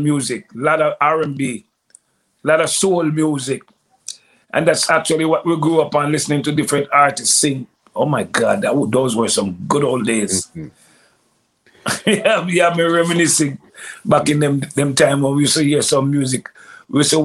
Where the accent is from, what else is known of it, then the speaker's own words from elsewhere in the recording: May Pen, Clarendon, Jamaica; moved away; also born or lived in Toronto, Canada / Brooklyn, New York, United States; I grew up in a town in south central Jamaica called Clarendon.